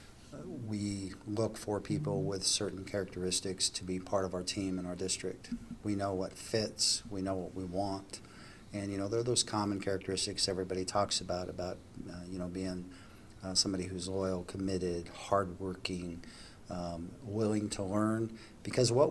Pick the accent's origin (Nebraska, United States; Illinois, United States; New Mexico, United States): Nebraska, United States; moved away; also born or lived in Wyoming; I was born and raised in Nebraska